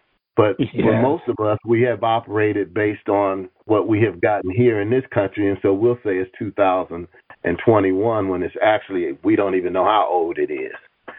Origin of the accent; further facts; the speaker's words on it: Tanzania; I'm from Tanzania, rather, excuse me, to teach Kiswahili here for years.